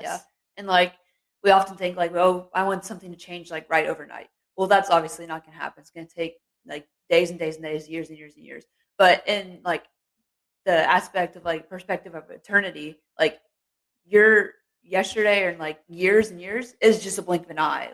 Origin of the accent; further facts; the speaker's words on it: Cincinnati, Ohio, United States; moved away as an adult; now in Moorhead, United States; I grew up in a small town church back in Cincinnati.